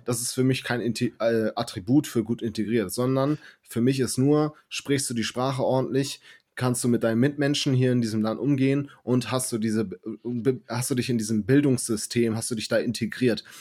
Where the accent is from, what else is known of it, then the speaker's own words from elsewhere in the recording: Germany; ich bin nun mal in Deutschland geboren und ich bin hier aufgewachsen und ich sehe Deutschland als meine Heimat